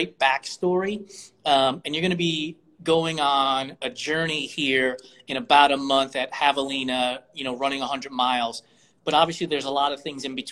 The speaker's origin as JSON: {"language": "English", "region": "New York", "country": "United States", "moved": "yes", "lives_now": "Phoenix, United States", "said": "live in Phoenix. We're both from New York"}